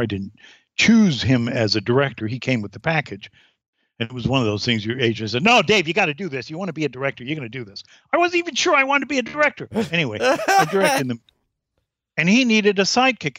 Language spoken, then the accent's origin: English; Durham, North Carolina, United States; also born or lived in Canada; I was born in Canada, but I we moved to uh, Durham when I was six, North Carolina